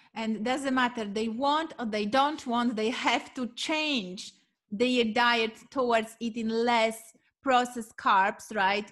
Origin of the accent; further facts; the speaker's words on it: Poland; moved away; I am coming from Poland